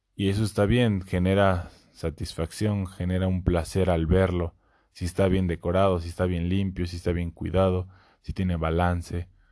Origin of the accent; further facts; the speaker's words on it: Puebla, Mexico; soy poblano